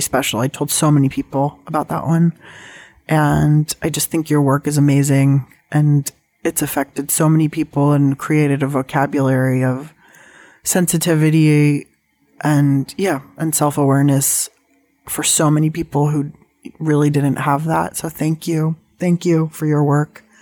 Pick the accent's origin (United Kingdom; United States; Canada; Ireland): United States; San Diego, California; I grew up in San Diego